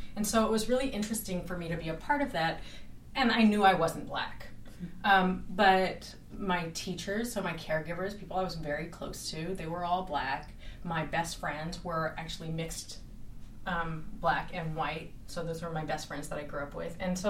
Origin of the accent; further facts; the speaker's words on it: Bay Area, California, United States; also born or lived in San Francisco; I think I grew up in the Bay Area. I'm a child of the 70s